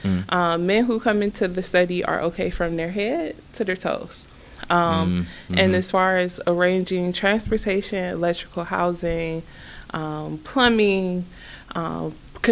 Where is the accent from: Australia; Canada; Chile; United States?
United States; Cleveland, Ohio; I am a Cleveland kid, born and raised in Cleveland.